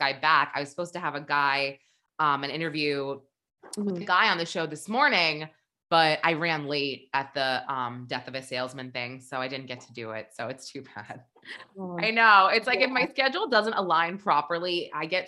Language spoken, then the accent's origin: English; New Hampshire, United States; I'm from there. And she goes, well, what part? And I said, you know, Bedford, Manchester.